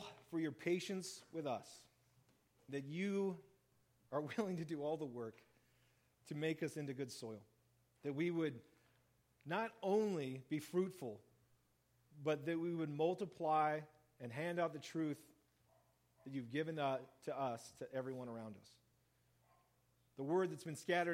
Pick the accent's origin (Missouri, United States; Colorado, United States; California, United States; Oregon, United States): Oregon, United States; Central; we were growing up in Central Oregon